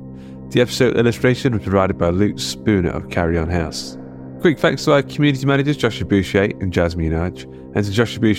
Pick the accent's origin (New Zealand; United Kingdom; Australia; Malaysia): United Kingdom; Mansfield, East Midlands; Mansfield, England, my hometown.